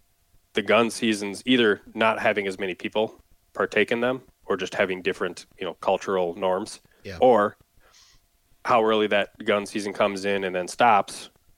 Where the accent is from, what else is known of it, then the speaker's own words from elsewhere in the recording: Wisconsin, United States; And growing up in Wisconsin, I never really noticed that much